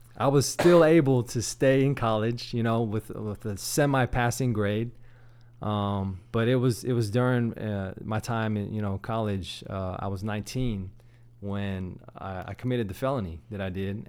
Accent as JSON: {"language": "English", "town": "Sugar Land", "region": "Texas", "country": "United States", "tie": "born or raised there", "also_born_or_lived": "San Antonio", "said": "I grew up here in, in Houston, actually in Sugarland"}